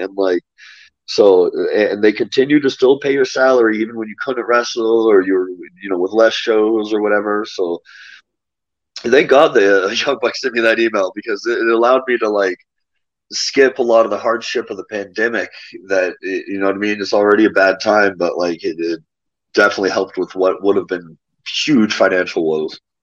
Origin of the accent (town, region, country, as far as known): United States; born or raised there; moved away as an adult; now in Mexico City, Mexico